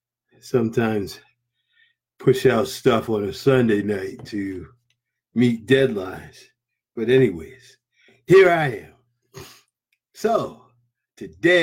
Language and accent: English; New England, United States; I'm from New England.